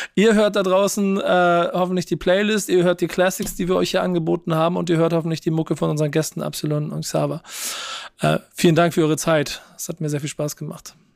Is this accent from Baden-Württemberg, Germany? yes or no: no; Hamburg, Germany; als Hamburger